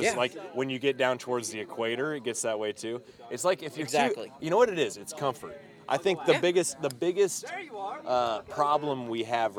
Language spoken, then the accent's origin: English; Indiana, United States; I'm a proud Hoosier.